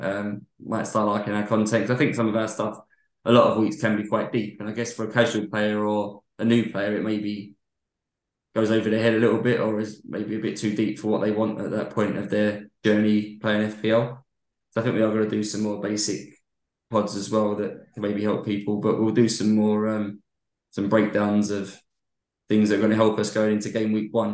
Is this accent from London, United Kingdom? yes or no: yes; London, United Kingdom; where I grew up was 300 odd miles away from Manchester